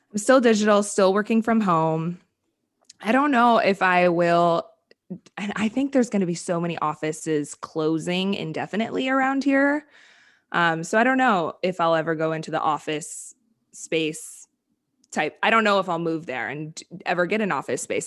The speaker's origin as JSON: {"language": "English", "region": "Wisconsin", "country": "United States", "moved": "yes", "said": "I'm from Wisconsin"}